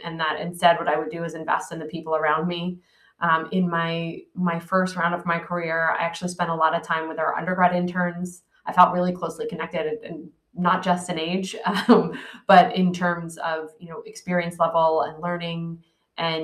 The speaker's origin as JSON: {"language": "English", "town": "Philadelphia", "region": "Pennsylvania", "country": "United States", "said": "I'm from Philadelphia"}